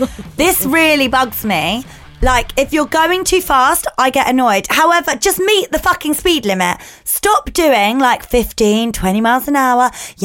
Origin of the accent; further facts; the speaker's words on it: Milton Keynes, South East England, United Kingdom; now in Cheshunt, United Kingdom; I grew up in Milton Keynes. I learnt to drive in Milton Keynes, home of the roundabout.